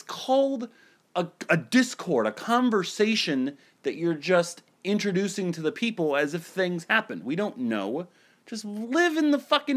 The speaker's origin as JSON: {"language": "English", "region": "Ohio", "country": "United States", "said": "I'm so from Ohio."}